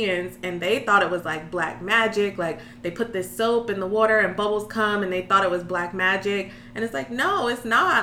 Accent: Raleigh, North Carolina, United States; moved away as an adult; now in Washington, D.C., United States; I'm originally from North Carolina, Raleigh.

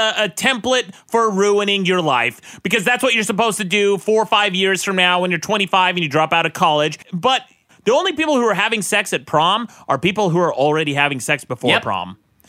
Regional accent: Utah, United States; born or raised there

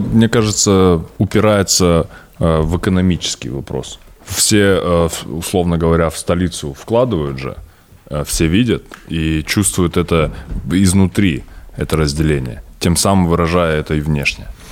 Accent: Stepnogorsk, Akmola Region, Kazakhstan; Я родился в Степногорске

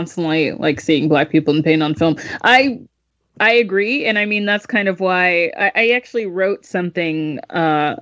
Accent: Georgia, United States; I'm from the South. And so we don't have any restaurants like that. Well, in Georgia, at least

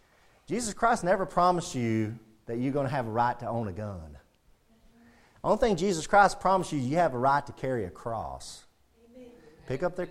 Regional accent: United States; We're a Christian first and then we're an American. I'm proud to be an American. And I have a flag. I love being American. And I'm proud to be an American, but I'm a Christian first.

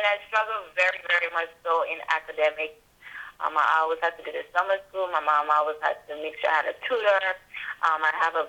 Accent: U.S. Virgin Islands; And I grew up in the Virgin Islands from kindergarten to 12th grade.

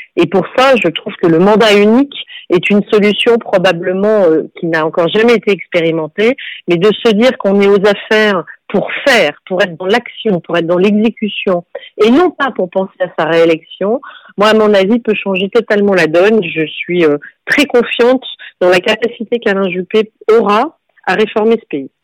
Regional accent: Bordeaux, Nouvelle-Aquitaine, France; je suis une femme, euh, chef d'entreprise, née à Bordeaux

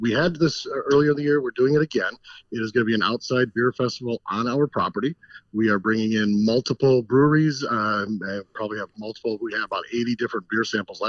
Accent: Kenosha, Wisconsin, United States; I'm actually born and raised in Kenosha, been here my whole life in Kenosha

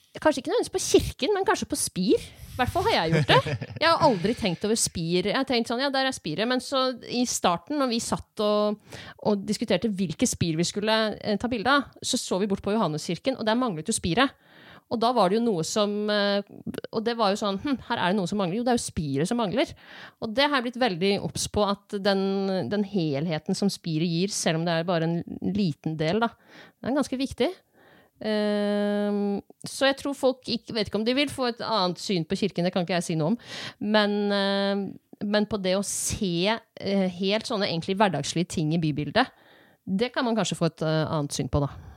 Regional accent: Eastern Norway, Norway; Jeg er jo fra Østlandet

